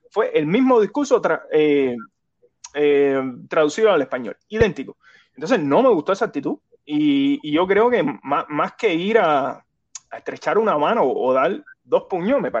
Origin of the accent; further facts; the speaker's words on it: Cuba; Él, es un cubano más, ya te digo, él es un cubano más, yo soy otro cubano más.